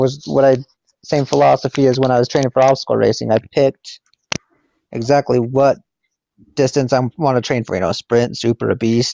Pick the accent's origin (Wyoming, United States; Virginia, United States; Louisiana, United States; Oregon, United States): Wyoming, United States; I grew up in Wyoming and didn't really have coaches